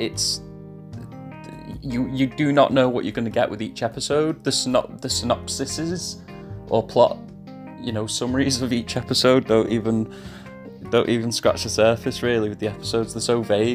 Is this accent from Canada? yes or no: no; England, United Kingdom; accent: English; I'll go back to being English now